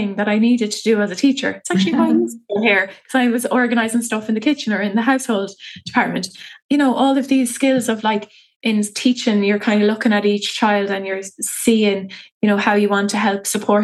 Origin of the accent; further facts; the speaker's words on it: Athlone, Leinster, Ireland; I'm from Athlone town